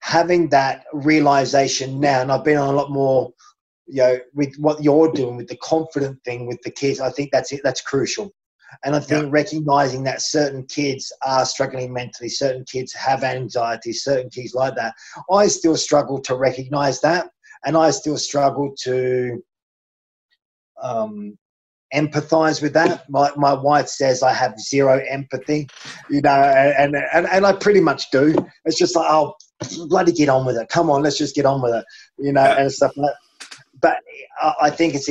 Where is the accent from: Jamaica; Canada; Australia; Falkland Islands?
Australia; growing up in Australia in the 70s and 80s